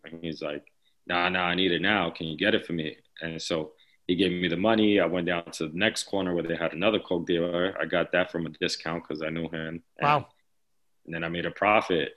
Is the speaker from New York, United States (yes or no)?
yes; New York City, New York, United States; growing up in the Lower East Side